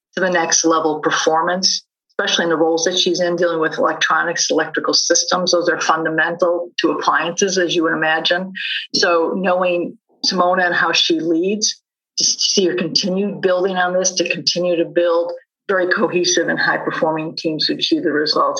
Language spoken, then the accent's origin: English; Chicago, Illinois, United States; Growing up in Chicago